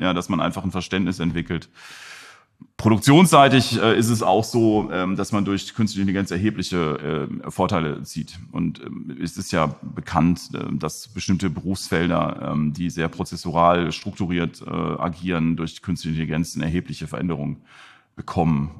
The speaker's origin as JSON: {"language": "German", "country": "Germany", "also_born_or_lived": "Mönchengladbach", "said": "als Deutsche"}